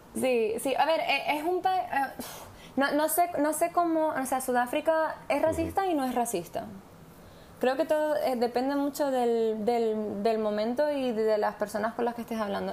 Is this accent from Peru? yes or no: no; Spain; now in South Africa; no sé si soy la española, pero desde luego soy española.